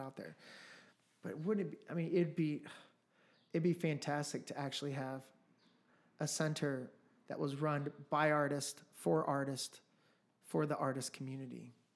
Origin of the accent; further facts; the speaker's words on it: Midwest, United States; also born or lived in Los Angeles, California / Colombia (ancestry); now in Phoenix, United States; I'm from the Midwest. I lived in L A for about ten years. Um, my family's from Colombia.